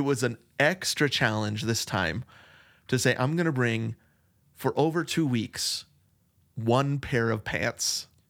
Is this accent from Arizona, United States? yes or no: yes; Arizona, United States; we're from Arizona